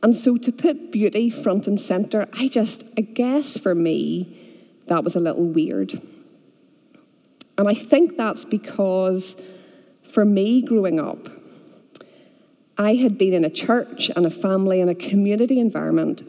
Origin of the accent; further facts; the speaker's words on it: Bangor, Northern Ireland, United Kingdom; moved away as an adult; also born or lived in Aberdeen, Scotland / Texas; I grew up here, I grew up in Bangor, and in the late 1990s, I went to Scotland for university